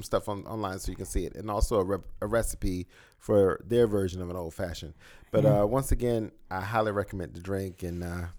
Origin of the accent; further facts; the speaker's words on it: the South, United States; I grew up in the South, and my grandmother was always about having a little hot toddy or some little bourbon concoction.